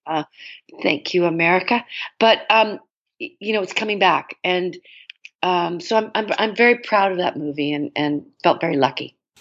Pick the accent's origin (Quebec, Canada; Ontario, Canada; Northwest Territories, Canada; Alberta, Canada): Ontario, Canada; Toronto; I grew up in Toronto